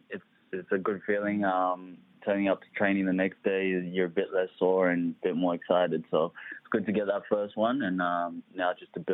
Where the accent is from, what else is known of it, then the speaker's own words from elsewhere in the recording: Adelaide, South Australia, Australia; moved away as an adult; also born or lived in Nairobi, Kenya / Melbourne / Sydney / Greece; now in Perth, Australia; we moved to Adelaide, actually. I grew up in Adelaide, so I spent probably up until I was about 18 there.